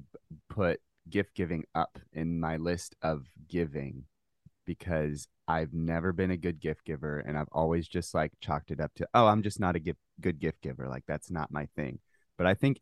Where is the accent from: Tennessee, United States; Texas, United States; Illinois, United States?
Tennessee, United States; Nashville; I'm from Nashville, Tennessee.